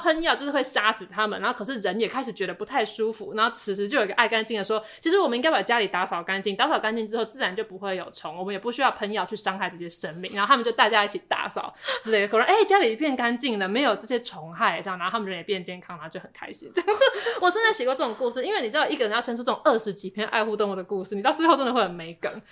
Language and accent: Chinese; Taipei, Taiwan; 我本来是台北人